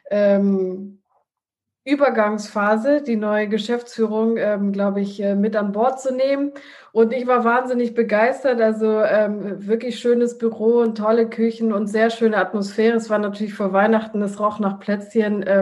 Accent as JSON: {"language": "German", "country": "Italy", "said": "ich als Italienerin bin sowieso äh, Esserin"}